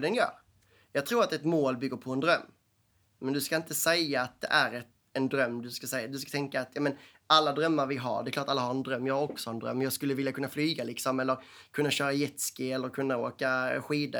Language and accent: Swedish; Skåne, Sweden; Stockholmarna ser ner på skåningarna. Ofta för vi är danskar.